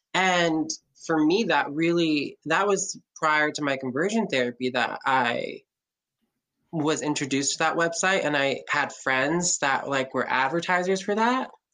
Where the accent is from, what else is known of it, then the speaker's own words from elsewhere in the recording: Lehi, Utah, United States; I was raised in Lehi, Utah